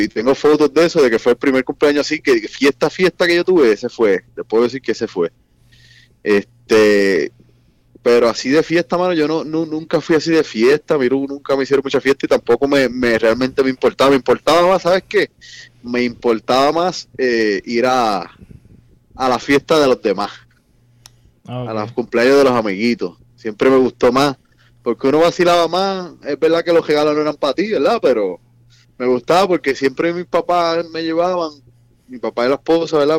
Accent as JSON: {"language": "Spanish", "town": "Lares", "country": "Puerto Rico", "said": "Yo soy de Lares."}